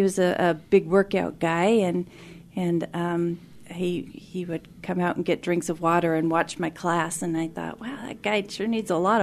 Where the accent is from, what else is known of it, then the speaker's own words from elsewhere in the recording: Tacoma, Washington, United States; Born and raised in Tacoma, Washington